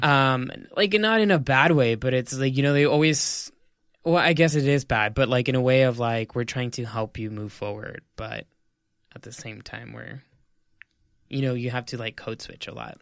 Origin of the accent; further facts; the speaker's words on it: El Paso, Texas, United States; moved away as an adult; now in New York City, United States; I'm a Mexican-American. I'm from El Paso, Texas